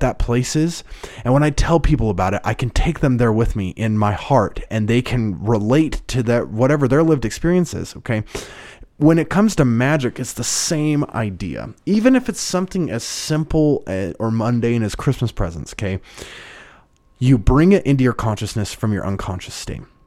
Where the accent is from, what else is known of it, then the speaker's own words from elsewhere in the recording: Idaho, United States; moved away as an adult; my hometown. It's a town of ten thousand people